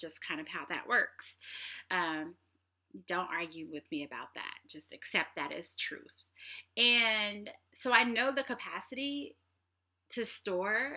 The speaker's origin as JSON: {"language": "English", "town": "Kansas City", "region": "Missouri", "country": "United States", "moved": "yes", "lives_now": "Seattle, United States", "said": "I'm from Kansas City"}